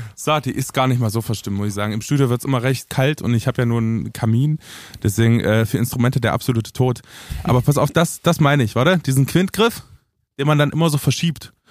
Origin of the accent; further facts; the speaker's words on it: Romania; bei uns, bei uns in Rumänien